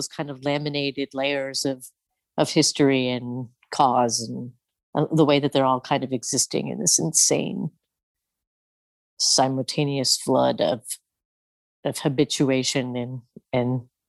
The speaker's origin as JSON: {"language": "English", "region": "Midwest", "country": "United States", "tie": "born or raised there", "said": "in that self that I was like taught to be growing up in the Midwest in the 70s and 80s, you know?"}